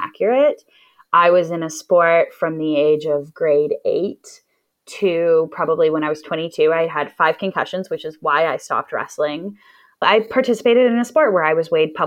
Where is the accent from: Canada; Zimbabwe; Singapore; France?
Canada; Edmonton, Alberta; growing up in Edmonton, I like Edmonton. I think that it's kind of like living in a small town, but over a million people live here.